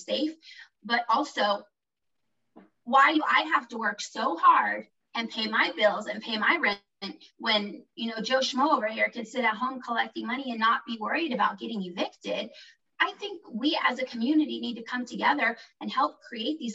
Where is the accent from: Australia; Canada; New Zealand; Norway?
Norway; now in United States; I grew up in Norway